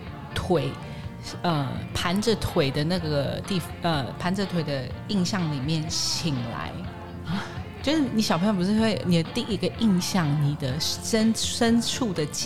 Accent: Daxi, Taoyuan, Taiwan; 桃园的乔爱新村，

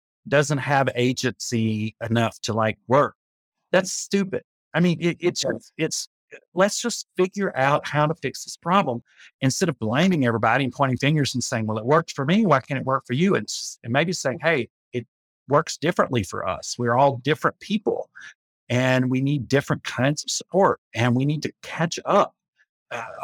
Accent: Appalachia, United States; about being an Appalachian, and you know, multiple generations of my ancestors were not paid money

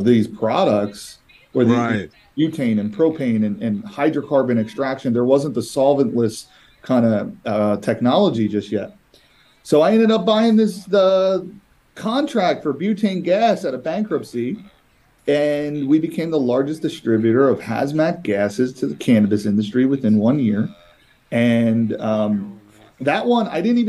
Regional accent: East Coast, United States; I'm from the East Coast.

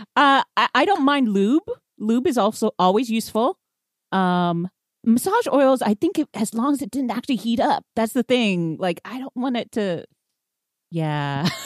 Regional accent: Houston, Texas, United States; I grew up in Houston

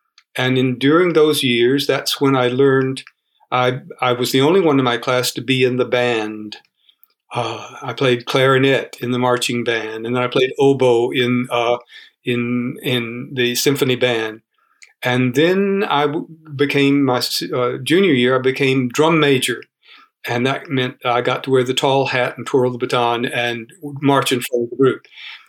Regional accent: Rome, Georgia, United States; moved away; also born or lived in New York / Florida; I was born in the Deep South in Georgia. The address is 519 Charlton Road, Somerville Park, Rome, Georgia. The house is still standing there.

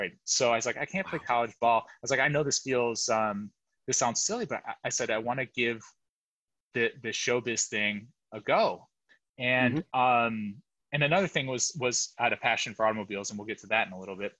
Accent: Michigan outside of Detroit, United States; moved away as an adult; also born or lived in New York City; I was born and raised in Michigan outside of Detroit

